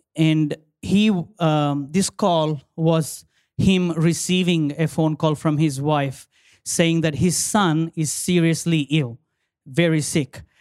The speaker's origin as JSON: {"language": "English", "country": "India", "moved": "yes", "lives_now": "Australia", "said": "my country, my home country, um, India, I say India is my motherland, Australia is my mother-in-law land"}